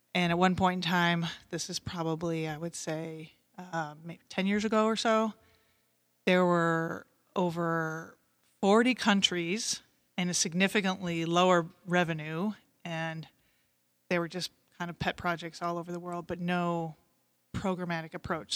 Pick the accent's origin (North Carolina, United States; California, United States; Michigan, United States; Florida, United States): Michigan, United States; Great Lakes region; growing up in the Great Lakes region. I lived down the street from Lake Saint Clair